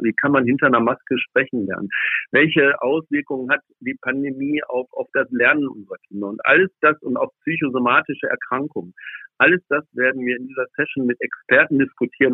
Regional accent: Schleswig-Holstein, Germany; aus meiner Heimat aus Schleswig-Holstein

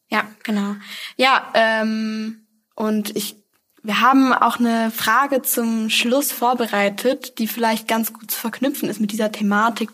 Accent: Essen, North Rhine-Westphalia, Germany; ich bin im Essener Süden aufgewachsen

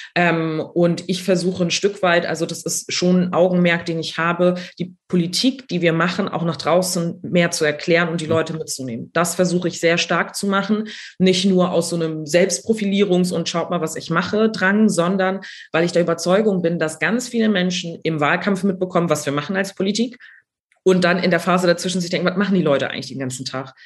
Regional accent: Neumünster, Schleswig-Holstein, Germany; moved away as an adult; also born or lived in Berlin; ich komme aus Schleswig-Holstein, habe hier studiert

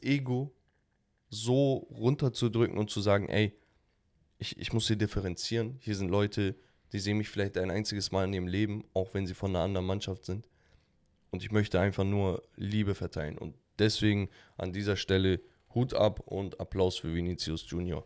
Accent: Hamburg, Germany; als Hamburger

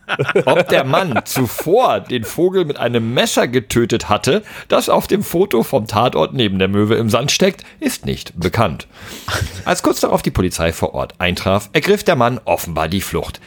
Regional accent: Southern Germany, Germany; in Süddeutschland, äh, wo ich herkomme, da war das Abi richtig was wert

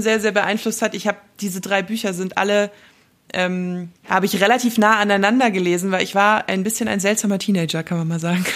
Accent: Wolfratshausen, Bavaria, Germany; ich komme ja aus Wolfratshausen gebürtig

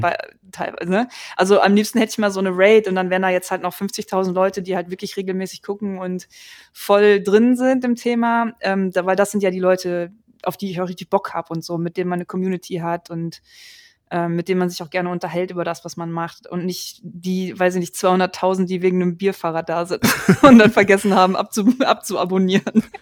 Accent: Germany; bei uns in Deutschland

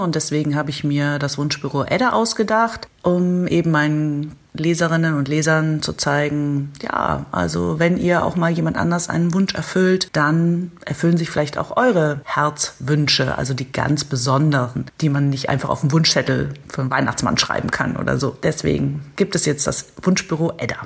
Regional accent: Berlin, Germany; moved away; in Berlin ja auch eine Art Heimat von mir, denn ich habe als Kind in Berlin gelebt und im Kiez Schöneberg

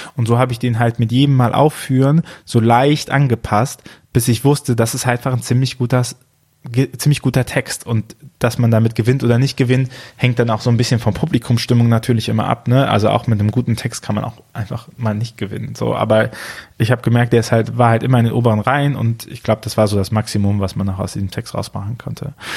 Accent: Archdiocese of Cologne, North Rhine-Westphalia, Germany; Ich komme auch aus dem Erzbistum Köln

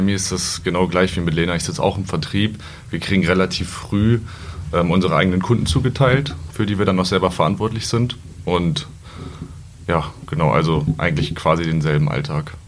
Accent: Peine, Lower Saxony, Germany; Ich komme gebürtig aus Peine, wohne da auch noch

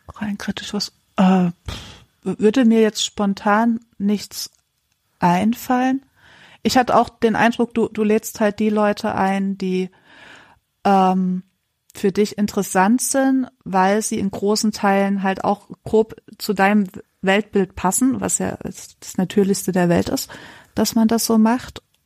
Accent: Erzgebirge, Saxony, Germany; ich komme aus dem Erzgebirge

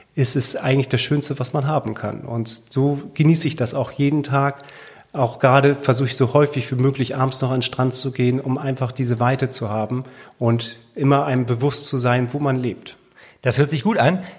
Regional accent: Sylt, Schleswig-Holstein, Germany; wenn man hier geboren ist auf der Insel, ist es schon schön, auf dieser Insel zu leben

